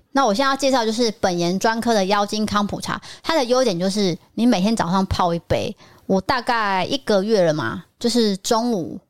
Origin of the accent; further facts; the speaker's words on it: Taipei, Taiwan; moved away as an adult; also born or lived in Tainan; 我从幼稚园就是在台北